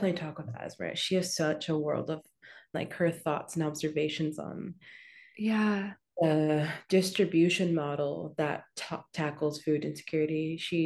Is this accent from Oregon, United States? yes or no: yes; Portland, Oregon, United States; now in New York, United States; I come from Portland